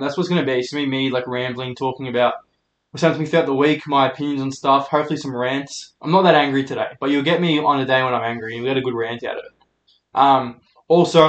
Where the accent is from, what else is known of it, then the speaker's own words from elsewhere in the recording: Melbourne, Victoria, Australia; I'm a comedian from Melbourne.